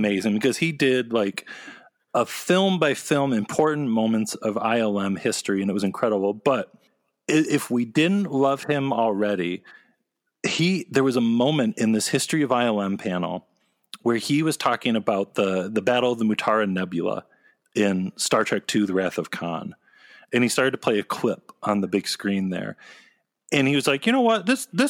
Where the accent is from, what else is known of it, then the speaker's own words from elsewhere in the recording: Ann Arbor, Michigan, United States; well, I grew up in Ann Arbor, Michigan, and I just like, oh, yeah!